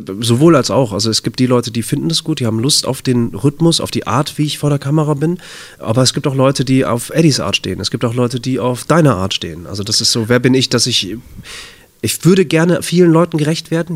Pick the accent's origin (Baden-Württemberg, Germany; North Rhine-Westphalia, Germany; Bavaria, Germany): North Rhine-Westphalia, Germany; Bad Oeynhausen; in Bad Oeynhausen. Kleiner Kurort, äh, nördliches Nordrhein-Westfalen. Das ist meine Heimat, da bin ich aufgewachsen